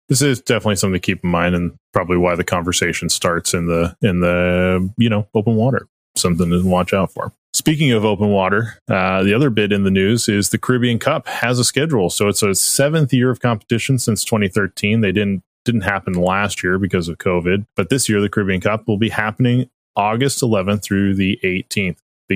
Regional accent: Las Vegas, Nevada, United States; I'm from Las Vegas.

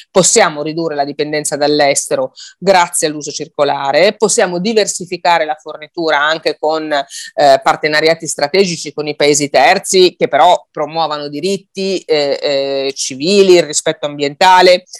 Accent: Liguria, Italy; io sono Ligure

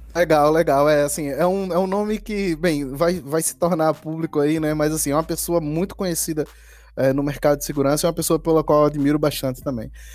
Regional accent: Recife, Pernambuco, Brazil; Eu morei no Recife, né? Assim, cresci, nasci e, e cresci no Recife

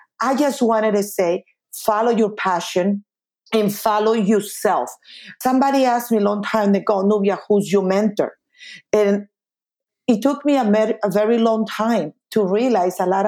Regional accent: Colombia; moved away; I'm original from Colombia

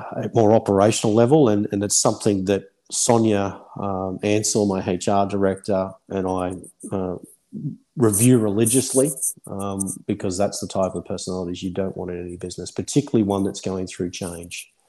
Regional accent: Australia; moved away as an adult; now in United Kingdom; I'm Australian at heart.

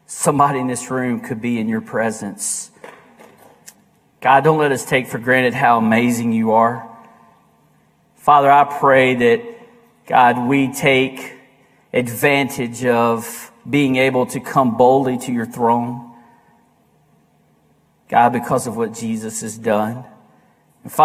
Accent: United States; we as American Christians

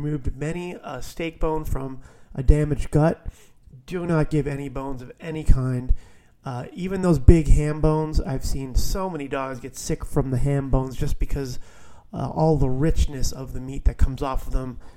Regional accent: New Jersey, United States; one of my dogs growing up in New Jersey

